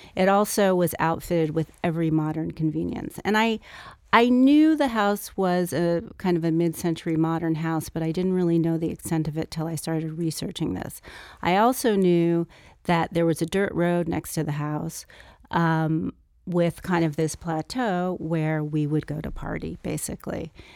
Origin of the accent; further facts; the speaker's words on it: Los Angeles, California, United States; growing up in Brentwood and being a native of California and growing up in Los Angeles